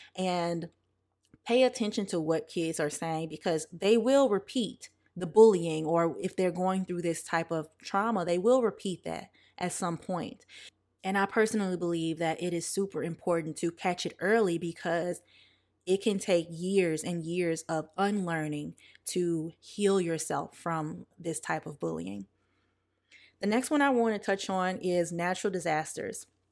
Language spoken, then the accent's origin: English; the South, United States; I'm also from the South